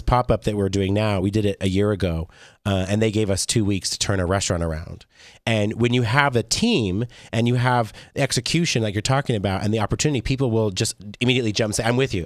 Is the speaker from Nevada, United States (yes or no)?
yes; Las Vegas, Nevada, United States; I'm, I'm born and raised in Vegas